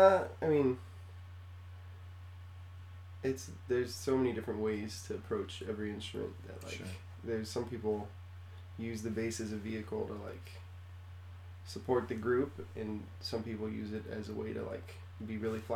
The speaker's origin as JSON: {"language": "English", "town": "Sammamish", "region": "Washington", "country": "United States", "tie": "born or raised there", "said": "I grew up on in the suburbs on the east side"}